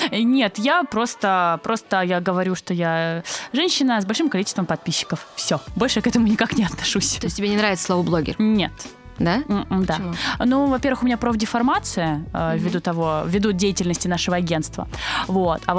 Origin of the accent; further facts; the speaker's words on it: Krasnodar, Krasnodar Krai, Russia; moved away as an adult; also born or lived in Almaty, Kazakhstan; now in Saint Petersburg, Russia; родилась и выросла в Краснодаре. А, я, скажем так, я родилась э, вообще в Казахстане, а, а да выросла ладно. в Краснодаре